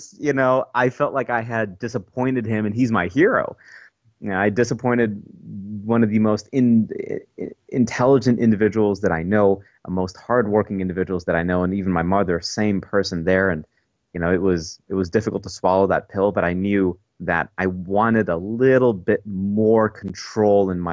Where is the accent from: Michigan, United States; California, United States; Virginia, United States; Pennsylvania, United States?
Michigan, United States; Portage; also born or lived in Kalamazoo, Michigan; I was born in 84 in Kalamazoo, grew up in Portage my entire life